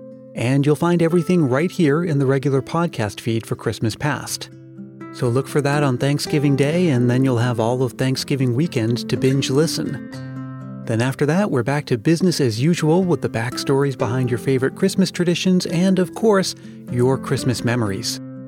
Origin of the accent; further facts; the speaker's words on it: New England, United States; now in California, United States; the beautiful autumns I grew up with in New England, with apple picking and hay rides and pumpkin patches and all of that. And even though I make my home in California now